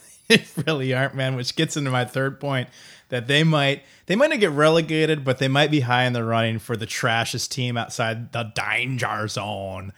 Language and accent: English; Iowa, United States; I'm from Iowa, I'm not from Chicago.